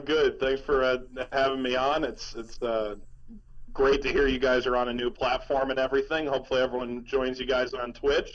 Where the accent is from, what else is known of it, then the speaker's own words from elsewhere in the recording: Cleveland, Ohio, United States; moved away as an adult; also born or lived in New York; now in New York area, United States; grew up in Cleveland